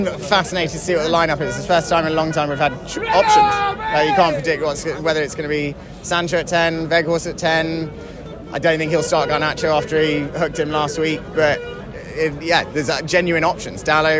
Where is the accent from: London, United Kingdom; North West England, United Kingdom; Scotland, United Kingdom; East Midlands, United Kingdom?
London, United Kingdom